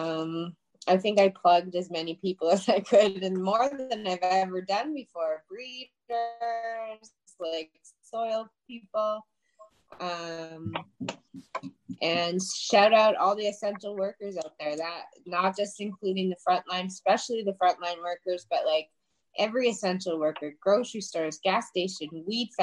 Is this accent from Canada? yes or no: yes; Saskatchewan, Canada; now in Alberta, Canada; I grew up in Saskatchewan